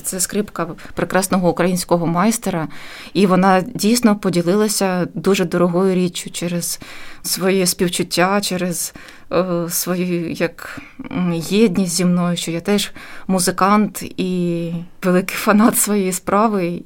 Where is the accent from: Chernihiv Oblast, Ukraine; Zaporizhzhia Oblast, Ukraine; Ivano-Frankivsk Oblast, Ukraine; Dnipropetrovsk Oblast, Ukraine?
Chernihiv Oblast, Ukraine; Chernihiv; moved away as an adult; now in Riga, Latvia; був невеликий симфонічний оркестр в моєму рідному місті